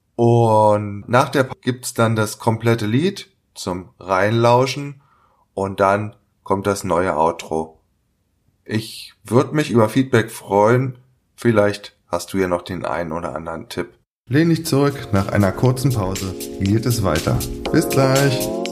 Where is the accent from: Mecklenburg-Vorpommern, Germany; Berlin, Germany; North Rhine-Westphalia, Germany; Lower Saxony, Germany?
Berlin, Germany; meine Heimatstadt Berlin